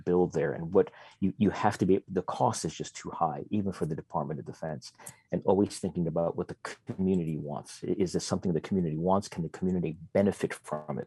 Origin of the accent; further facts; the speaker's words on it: Fairbanks, Alaska, United States; in my hometown of Fairbanks, Alaska